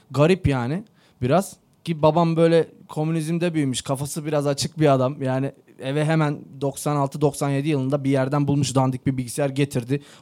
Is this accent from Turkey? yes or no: no; Kardzhali, Kardzhali Province, Bulgaria; born there; Ee, ben 1990 yılında Bulgaristan'ın Kırcaali kentinde doğdum.